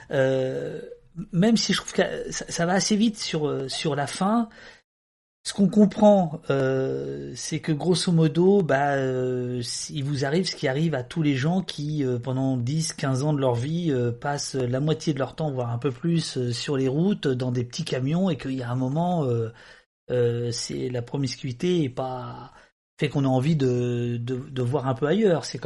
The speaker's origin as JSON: {"language": "French", "town": "Angers", "region": "Pays de la Loire", "country": "France", "said": "On vient d'Angers."}